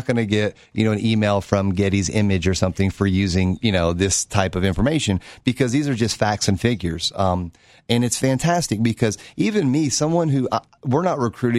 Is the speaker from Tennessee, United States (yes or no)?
yes; Knoxville, Tennessee, United States; you know, hey, where are you from? I'm from Knoxville. Oh, Knoxville.